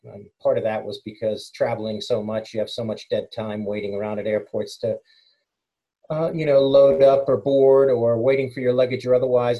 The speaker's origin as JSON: {"language": "English", "country": "United States", "tie": "born or raised there", "also_born_or_lived": "England", "moved": "as an adult", "lives_now": "United Kingdom", "said": "I'm English, born here, moved to the States and came back"}